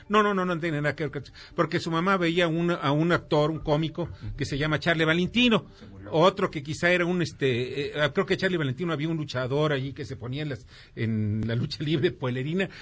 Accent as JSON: {"language": "Spanish", "country": "Mexico", "said": "los mexicanos"}